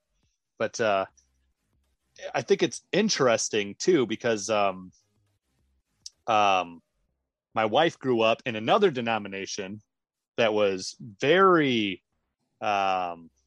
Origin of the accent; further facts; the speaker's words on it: Michigan, United States; I grew up in Michigan.